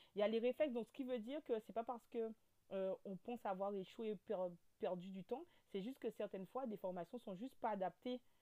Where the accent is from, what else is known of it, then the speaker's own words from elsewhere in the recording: Guadeloupe; accent: Guadeloupean; also born or lived in Metropolitan France; now in France; Je suis de la Guadeloupe